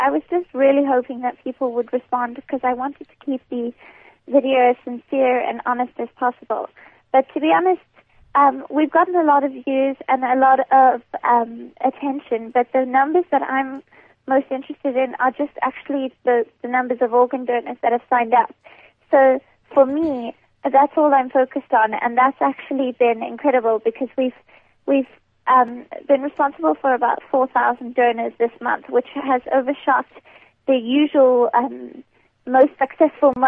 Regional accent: Cape Town, Western Cape, South Africa; Claremont, Cape Town. Grown up in the southern suburbs.

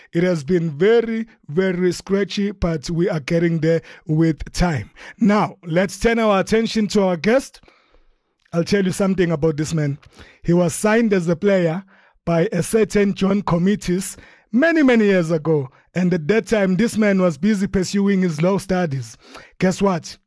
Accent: Durban, KwaZulu-Natal, South Africa; my hometown of Durban

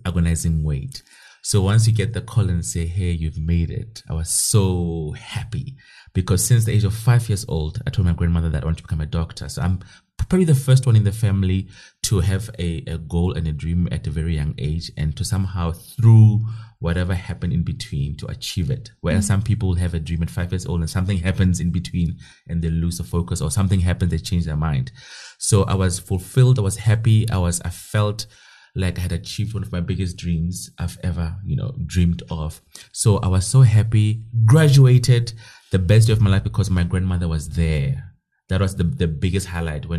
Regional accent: Kroonstad, Free State, South Africa; So now I'm from Kronstadt. It's a small town in the Free State, Northern Free State. That's where I'm from. Born and bred and went to school there.

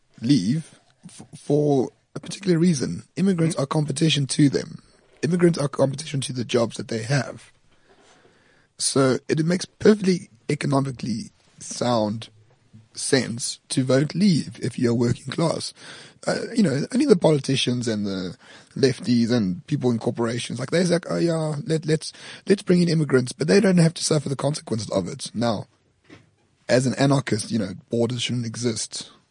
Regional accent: France; I'm not English. I'm French

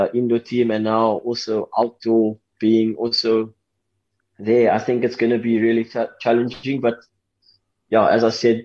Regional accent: South Africa; we as a South African outdoor team

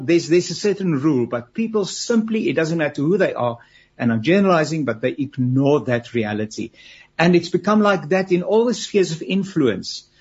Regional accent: South Africa; as a South African? I've got my family

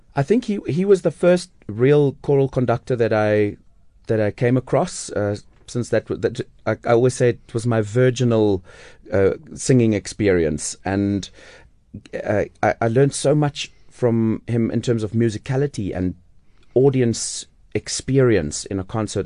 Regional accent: Amanzimtoti, KwaZulu-Natal, South Africa; moved away as an adult; also born or lived in Durban; I was born in, on the East Coast, uh, on, and in Amanzimtoti, so south of Durban. And I had this small town beach resort kind

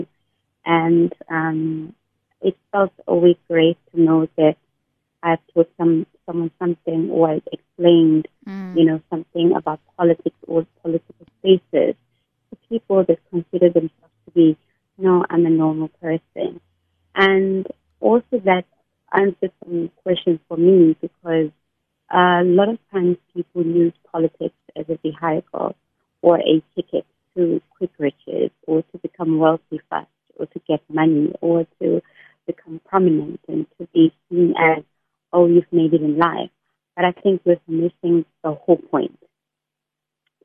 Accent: Eastern Cape, South Africa; moved away as an adult; now in Cape Town, South Africa; I'm a South African woman. And I, somebody that comes from the Eastern Cape, I came to Cape Town to pursue my studies

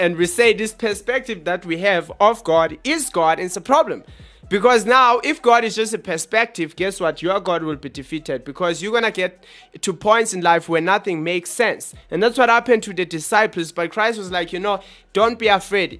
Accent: Johannesburg, Gauteng, South Africa; We are from South Africa in Johannesburg

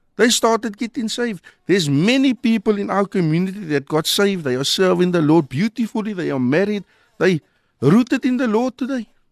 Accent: Cape Town, Western Cape, South Africa; growing up in Mitchells-Plain

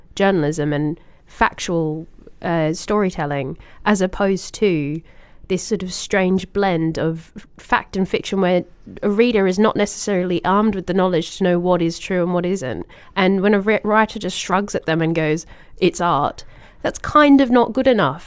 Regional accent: Australia; as an Australian

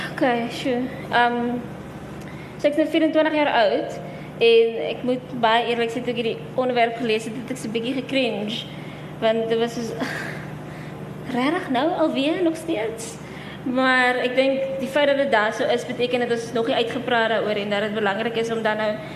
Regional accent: PE, Eastern Cape, South Africa; now in Cape Town, South Africa; ek kom ook van PEF, so ek ken nie regtig Kaapse breinmense nie, maar nou dat ek al so lank hier so is

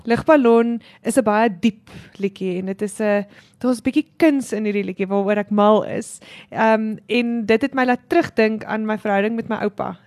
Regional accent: Clocolan, Free State, South Africa; ek het groot geword in Klokkelaan.

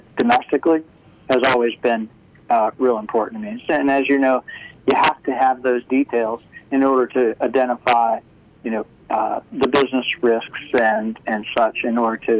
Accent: Washington, District of Columbia, United States; I'm from the Washington, D.C. area. Grew up here and have spent my whole career in the D.C. area.

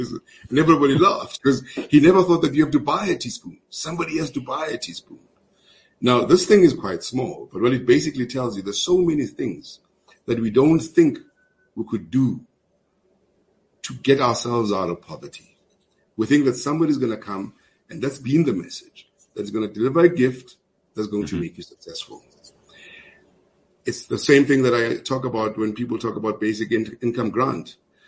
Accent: Springs, Gauteng, South Africa; also born or lived in Cape Town; So I grew up in Springs.

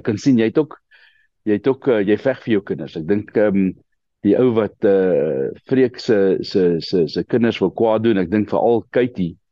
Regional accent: Krugersdorp, Gauteng, South Africa; also born or lived in Kenmare; ek het my uh, lewe my hele lewe al in Gauteng. Ek is gebore in um in Kreeusdorp

